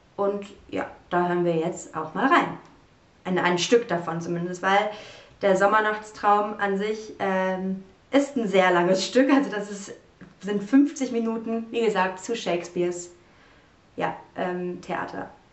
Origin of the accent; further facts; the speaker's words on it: Cologne, North Rhine-Westphalia, Germany; meiner Heimatstadt Köln